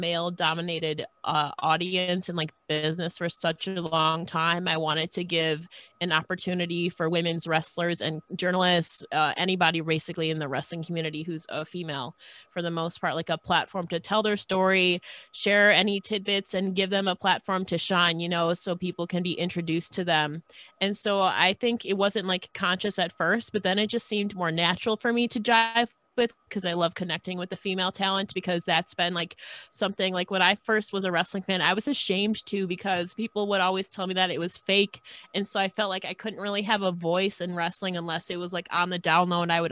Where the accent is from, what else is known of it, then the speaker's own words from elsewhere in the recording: New York, United States; I'm from New York